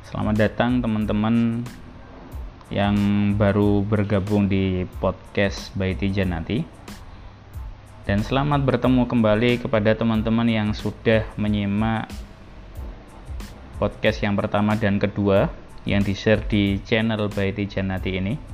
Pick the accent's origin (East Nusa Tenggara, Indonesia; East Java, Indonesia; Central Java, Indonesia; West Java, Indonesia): East Java, Indonesia; Surabaya; jadi ibu saya sama ayah saya itu dulu di satu SMA negeri yang sama yaitu SMA Negeri 4 Surabaya jadi teman-teman saya asli orang Surabaya tapi saya sekarang nggak tinggal di Jojoran